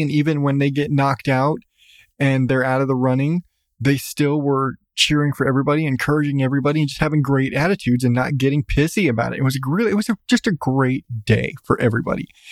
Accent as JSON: {"language": "English", "region": "Southwest", "country": "United States", "said": "I come from Southwest."}